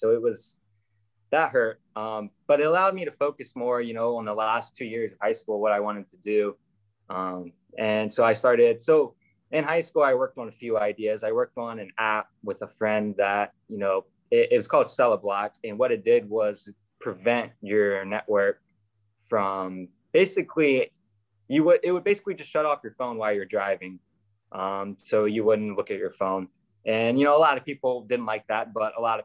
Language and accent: English; Virginia, United States; Virginia, I'm from Virginia. We have a really solid competition team in Virginia. So we went to World Finals every year for my high school years